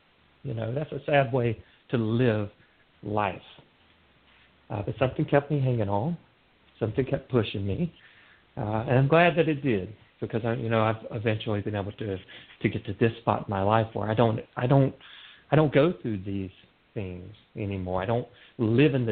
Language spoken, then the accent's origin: English; North Carolina, United States; moved away as an adult; also born or lived in Seattle, Washington; this little town that I grew up in North Carolina